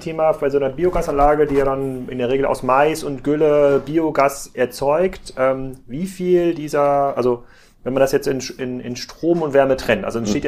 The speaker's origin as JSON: {"language": "German", "town": "Gettorf", "region": "Schleswig-Holstein", "country": "Germany", "tie": "born or raised there", "said": "in meinem Heimatdorf, ähm, Gettorf"}